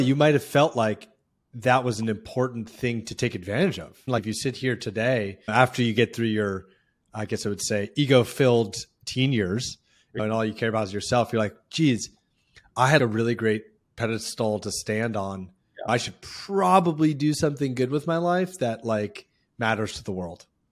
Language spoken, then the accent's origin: English; Palo Alto, California, United States; I remember my dad was a teacher and professor in Palo Alto, and obviously I was growing up around Silicon Valley